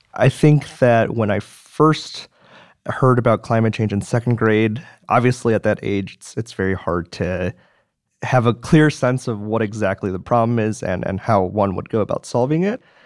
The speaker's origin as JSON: {"language": "English", "town": "Madison", "region": "Wisconsin", "country": "United States", "tie": "born or raised there", "moved": "as an adult", "said": "So I was born and raised in Madison, Wisconsin. I've I've lived there for 18 years"}